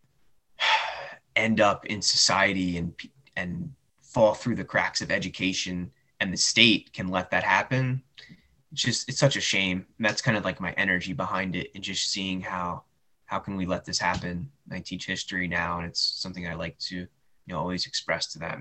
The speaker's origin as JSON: {"language": "English", "country": "United States", "tie": "born or raised there", "said": "I grew up in the United States"}